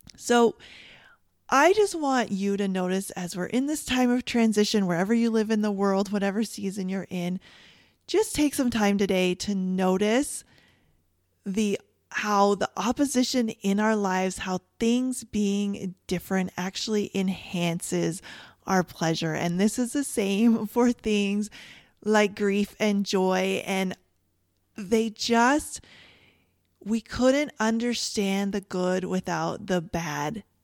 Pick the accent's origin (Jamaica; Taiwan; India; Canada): Canada; I'm from Canada